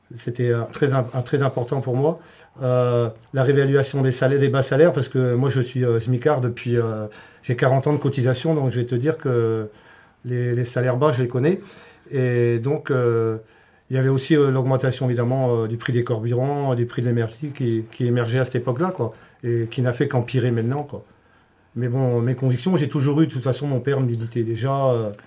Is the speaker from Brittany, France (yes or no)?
yes; the Morlaix area, Brittany, France; je viens de la région de Morlaix